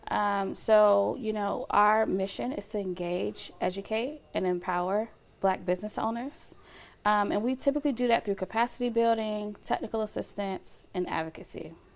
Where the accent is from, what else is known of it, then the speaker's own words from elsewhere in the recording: Lithonia, Georgia, United States; moved away as an adult; now in Fresno, United States; I grew up in Atlanta, Georgia. Um, well, on the outskirts of Atlanta, Georgia, um, in the metro Atlanta area in Lithonia